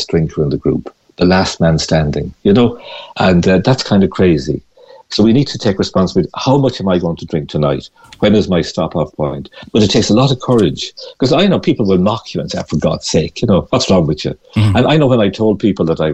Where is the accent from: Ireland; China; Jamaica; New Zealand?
Ireland; Galway, Connacht; moved away; I'm from Galway originally